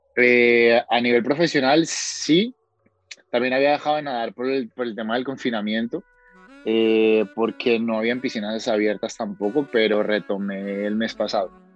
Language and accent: Spanish; Cali, Valle del Cauca, Colombia; accent: Cali (caleño); moved away as an adult; now in Spain; mi acento es de Cali, mi acento no es de Medellín, ni es de Bogotá